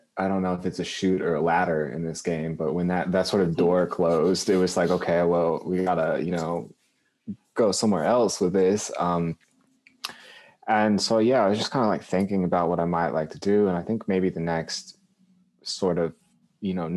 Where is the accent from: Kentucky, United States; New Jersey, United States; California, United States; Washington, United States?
Kentucky, United States; Lexington; also born or lived in Boston, Massachusetts; now in Louisville, United States; I grew up in Lexington, which is down the road a bit, right in the middle.